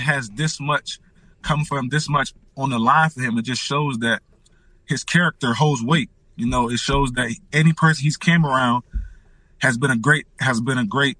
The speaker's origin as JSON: {"language": "English", "region": "Maryland", "country": "United States", "also_born_or_lived": "Pittsburgh", "moved": "as an adult", "said": "I'm from Maryland"}